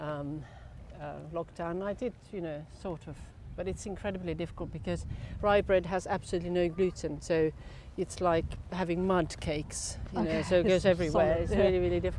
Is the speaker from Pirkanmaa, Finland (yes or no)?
yes; Tampere, Pirkanmaa, Finland; English is a second language; moved away as an adult; also born or lived in Stockholm, Sweden / Portsmouth, United Kingdom; now in United Kingdom; Where I grew up in Tampere, we are between two vast lakes